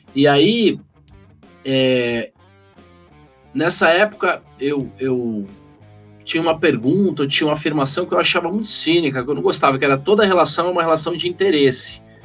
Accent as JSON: {"language": "Portuguese", "region": "São Paulo", "country": "Brazil", "tie": "born or raised there", "said": "Eu tinha saído de uma escola de freira, que era uma da Lix, aqui na a região da Faria Lima"}